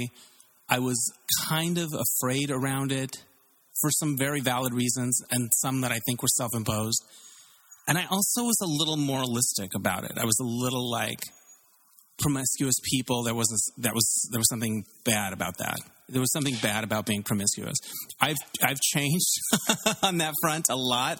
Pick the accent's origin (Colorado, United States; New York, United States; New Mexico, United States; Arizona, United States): Arizona, United States; moved away as an adult; also born or lived in Tempe, Arizona; now in Los Angeles, United States; I grew up in Arizona, a small town in Arizona, and I went to university in Tempe, Arizona